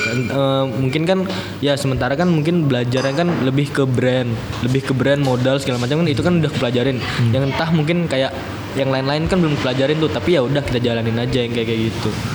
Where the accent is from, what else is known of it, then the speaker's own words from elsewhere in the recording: Tenggarong, East Kalimantan, Indonesia; kalau aku sih bangga sih sebagai orang Tenggarong, kayak gitu, lahir di situ